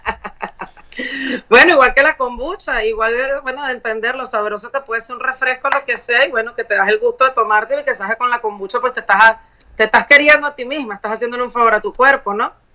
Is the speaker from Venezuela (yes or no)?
yes; Venezuela; moved away; nosotros como venezolanos